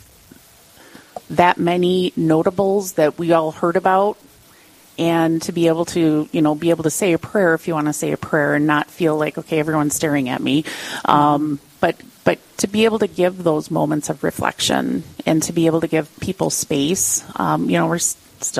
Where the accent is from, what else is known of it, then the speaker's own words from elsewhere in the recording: Iron Range, Minnesota, United States; I grew up on the Iron Range